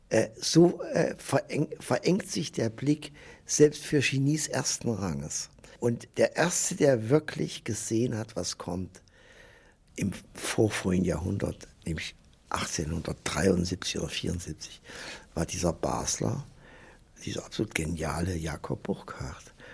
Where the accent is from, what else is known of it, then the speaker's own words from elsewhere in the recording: Germany; now in Basel, Switzerland; Äh, ich komme aus einer Wahlheimat Basel. Äh, ich bin Deutscher, aber äh, war 44 Jahre in Basel.